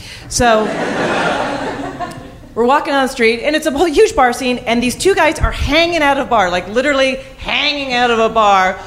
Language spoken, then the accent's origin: English; Calgary, Alberta, Canada; I grew up in Calgary